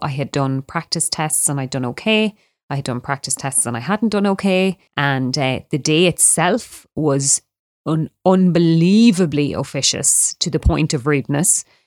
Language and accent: English; Ireland; also born or lived in Australia; me as an Irish person